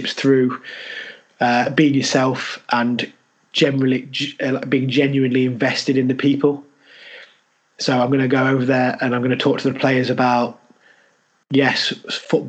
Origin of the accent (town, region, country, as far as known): Leicester, East Midlands, United Kingdom; accent: Leicester; moved away as an adult